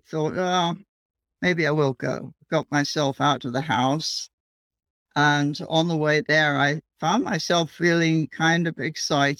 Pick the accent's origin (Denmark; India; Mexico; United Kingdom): United Kingdom; England; moved away as an adult; now in United States; I grew up in England and I was studying the archaeology there